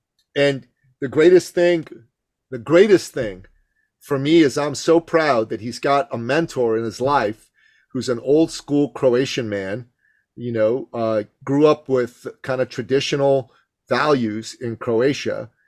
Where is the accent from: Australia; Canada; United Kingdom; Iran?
Iran; moved away; I grew up in Iran calling it football.